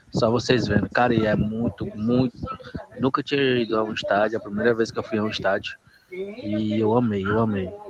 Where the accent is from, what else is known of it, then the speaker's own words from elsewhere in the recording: Sobral, Ceará, Brazil; Eu sou de Sobral, no Ceará.